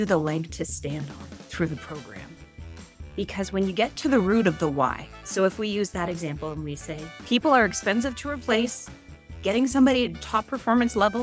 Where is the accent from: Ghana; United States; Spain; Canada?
Canada; I'm Canadian